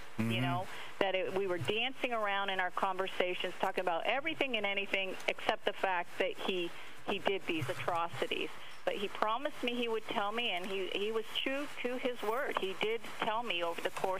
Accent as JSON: {"language": "English", "region": "Massachusetts", "country": "United States", "tie": "born or raised there", "also_born_or_lived": "Montreal", "moved": "as an adult", "said": "I grew up in Massachusetts"}